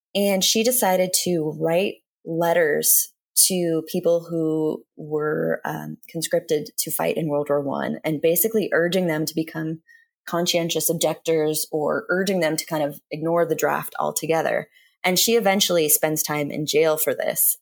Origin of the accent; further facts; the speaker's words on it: Portland, Oregon, United States; I'm from Portland